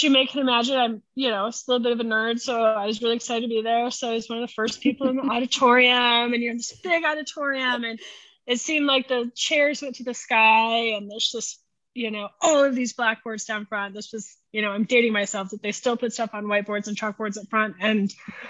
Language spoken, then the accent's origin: English; Omaha, Nebraska, United States; moved away as an adult; now in Kansas City, United States; I grew up in Omaha, Nebraska. So I'm a Nebraska girl